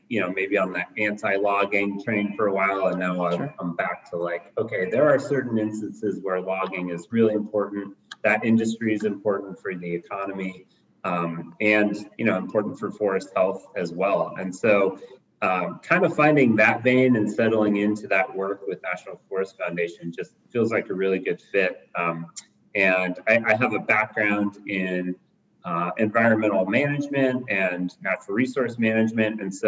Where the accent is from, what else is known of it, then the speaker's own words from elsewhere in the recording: Bozeman, Montana, United States; now in Missoula, United States; I grew up in Bozeman